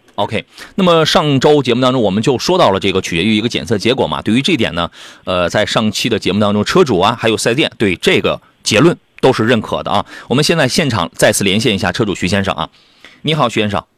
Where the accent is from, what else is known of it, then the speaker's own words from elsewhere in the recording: Jiaodong Peninsula, Shandong, China; moved away; 我老家那，那旮瘩